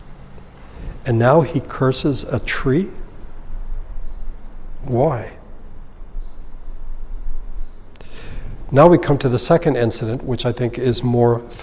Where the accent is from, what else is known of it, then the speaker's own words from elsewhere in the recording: Philippines; now in Los Angeles, United States; When I was growing up in the Philippines